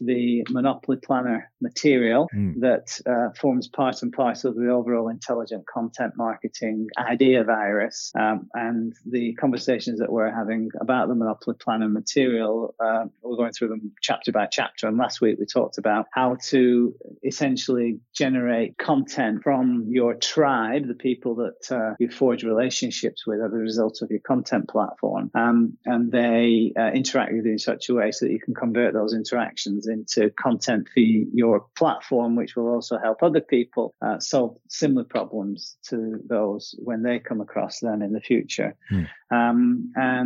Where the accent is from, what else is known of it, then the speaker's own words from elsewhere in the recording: Perth, Western Australia, Australia; moved away; I went off to Western Australia, to my home state and my hometown of Perth